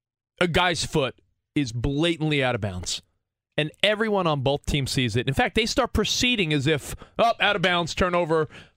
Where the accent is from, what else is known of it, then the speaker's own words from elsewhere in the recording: New York, United States; And I'm a New Yorker, you know, as a kid